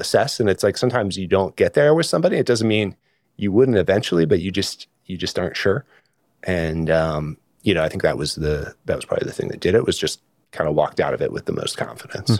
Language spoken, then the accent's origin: English; Sonoma County, California, United States; also born or lived in North Carolina; I grew up mostly in California, in Sonoma County